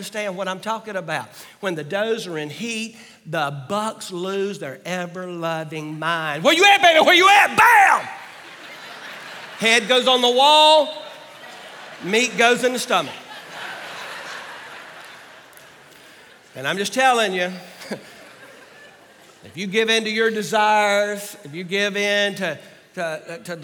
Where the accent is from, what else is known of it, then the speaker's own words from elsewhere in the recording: Georgia, United States; also born or lived in Arkansas; now in Virginia, United States; I grew up in Georgia and lived almost 20 years in Arkansas.